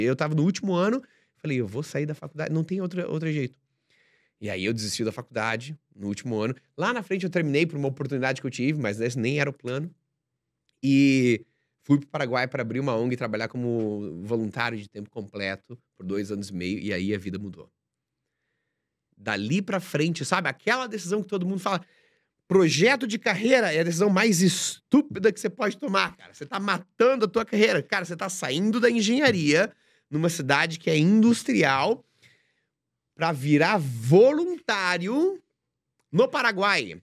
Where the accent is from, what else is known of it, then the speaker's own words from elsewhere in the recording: Joinville, Santa Catarina, Brazil; moved away as an adult; Eu sou de Joinville, Santa Catarina, né, uma cidade industrial